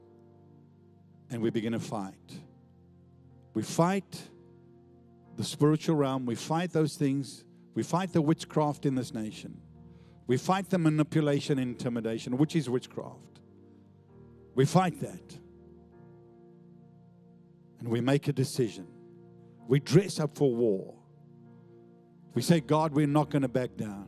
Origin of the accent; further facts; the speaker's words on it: Johannesburg, Gauteng, South Africa; now in Australia; where I grew up in Johannesburg as a young boy